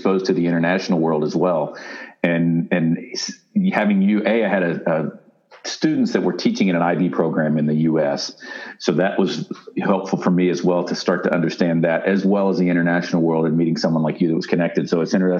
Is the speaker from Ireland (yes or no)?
no; Dayton, Ohio, United States; moved away as an adult; also born or lived in Dallas, Texas / Denver, Colorado / Northern Kentucky / Texas; now in Kentucky, United States; I grew up a little bit of everywhere in Dallas and Denver and most of my time north of Dayton, Ohio, very rural